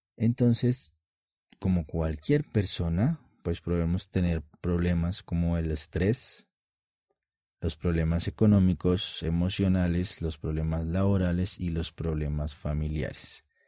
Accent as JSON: {"language": "Spanish", "country": "Colombia", "said": "en mi país, Colombia"}